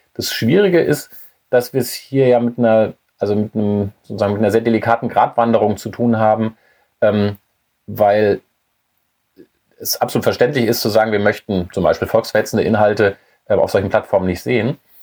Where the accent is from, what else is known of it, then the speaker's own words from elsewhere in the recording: Germany; als Deutsche